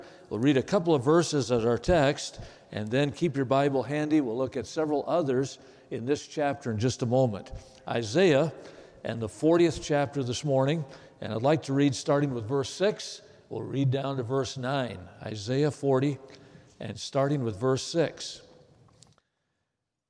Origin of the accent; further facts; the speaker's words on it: Watertown, Wisconsin, United States; Watertown, Wisconsin, my hometown